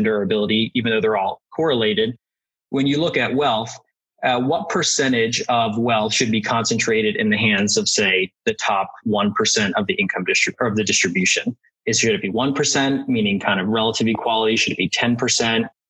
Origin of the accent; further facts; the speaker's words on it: New Jersey, United States; I grew up in South Jersey